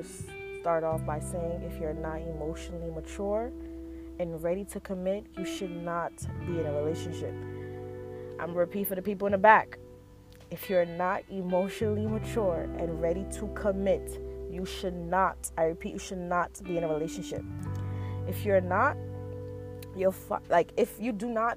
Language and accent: English; New York City, New York, United States; I was born in Brooklyn, New York, which has definitely had a huge influence on my life and how I carry myself today. I grew up in an apartment with my family in Flatbush, Brooklyn